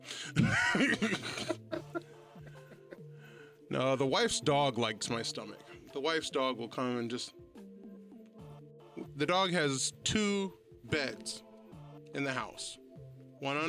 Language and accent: English; Ohio, United States; I grew up in Ohio.